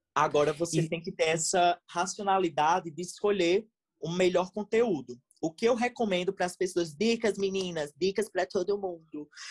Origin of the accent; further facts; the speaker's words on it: Rio Grande do Norte, Brazil; Sou do Rio Grande do Norte, acho que vocês perceberam pelo meu sotaque